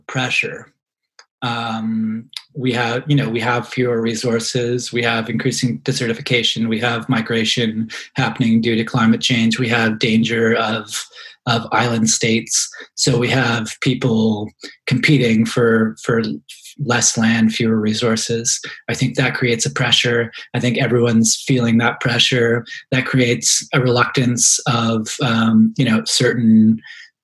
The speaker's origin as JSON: {"language": "English", "town": "Halifax", "region": "Nova Scotia", "country": "Canada", "tie": "born or raised there", "also_born_or_lived": "London, Ontario", "moved": "yes", "said": "growing up in Halifax in the 1990s"}